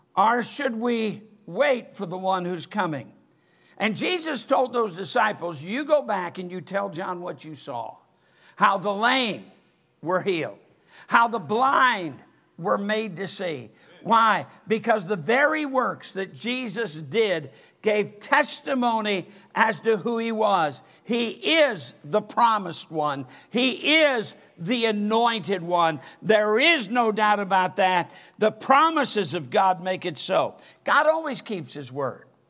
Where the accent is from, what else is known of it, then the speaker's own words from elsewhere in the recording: Michigan, United States; now in Alabama, United States; I'm from Michigan